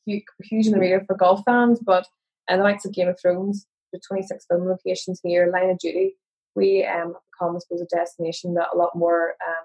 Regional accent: Northern Ireland, United Kingdom

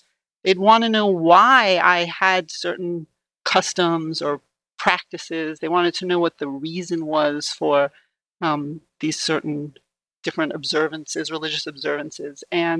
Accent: Washington, District of Columbia, United States; I grew up in Washington, D.C., and Judaism has always been a part of my life. I come from an Orthodox Jewish family. I went to a Jewish day school through ninth grade.

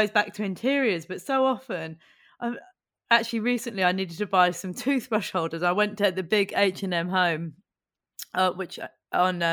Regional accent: Buckinghamshire, South East England, United Kingdom; I grew up in Buckinghamshire outside London

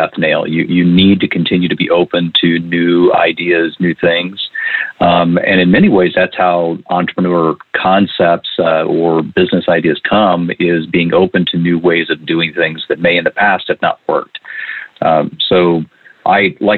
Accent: Indiana, United States; when I was 13 years old, detasseling corn, where you really learn how to work out in the hot summers in Indiana

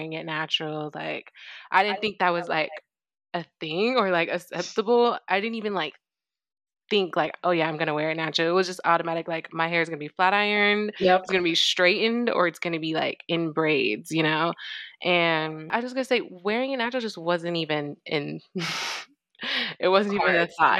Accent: United States; growing up in the States

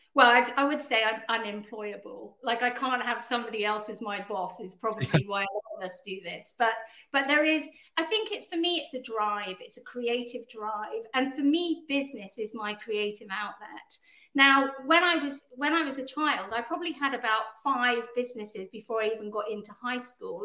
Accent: United Kingdom; also born or lived in Canada; despite my accent, I'm actually Canadian as well as British

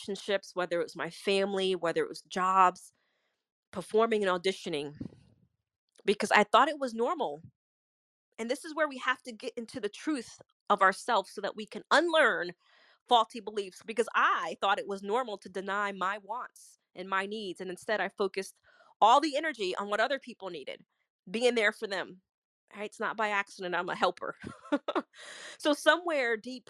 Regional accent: New York, United States; I'm a New Yorker

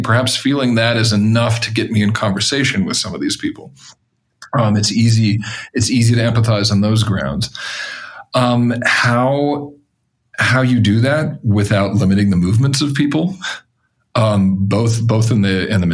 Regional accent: Denver, Colorado, United States; I grew up in Colorado, for example. I grew up partially in suburban Denver

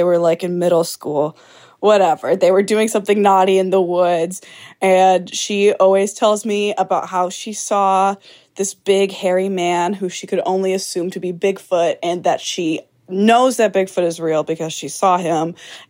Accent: Anchorage, Alaska, United States; growing up in Anchorage

